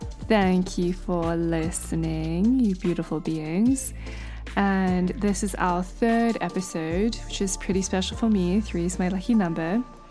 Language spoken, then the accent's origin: English; South Africa; moved away